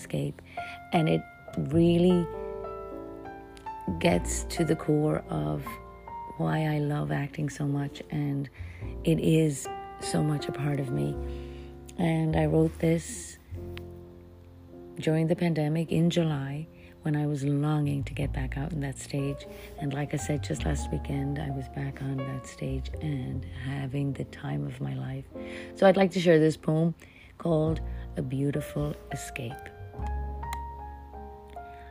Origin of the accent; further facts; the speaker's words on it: Ireland; moved away as an adult; now in United States; I am an Irish actress who came to America many, many years ago to pursue my acting